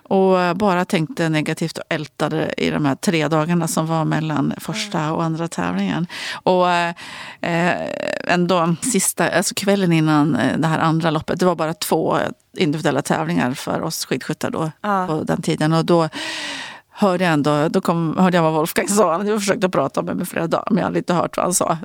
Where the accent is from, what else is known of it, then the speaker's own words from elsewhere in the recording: Ullånger, Västernorrland County, Sweden; also born or lived in Örnsköldsvik; när vi flyttade till Ullånger från Övik när jag var liten kom jag så väg och jag var ju bara fem då